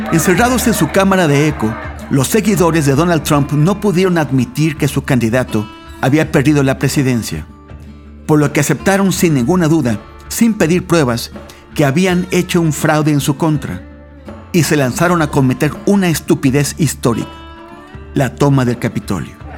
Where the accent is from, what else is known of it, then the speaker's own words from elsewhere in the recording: Mexico; en mi país, México